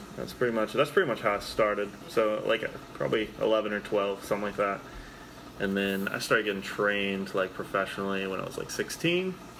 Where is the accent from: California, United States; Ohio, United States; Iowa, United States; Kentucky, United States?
Kentucky, United States; Lexington; I'm from Lexington, it's like an hour east